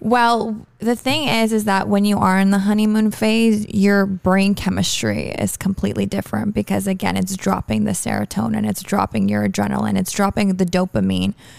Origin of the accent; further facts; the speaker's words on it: Toronto, Ontario, Canada; moved away as an adult; now in Miami, United States; I'm from Toronto